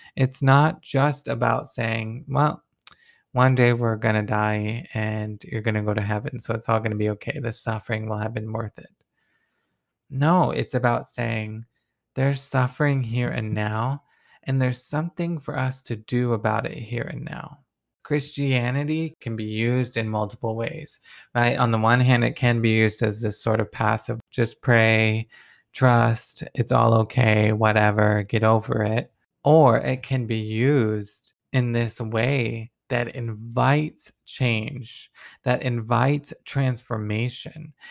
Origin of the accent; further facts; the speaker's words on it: Deep South, United States; I come from the Deep South